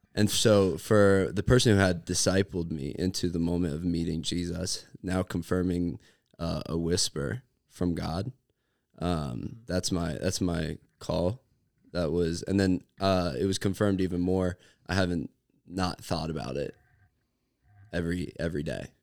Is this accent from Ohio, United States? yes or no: yes; Cincinnati, Ohio, United States; I'm from Cincy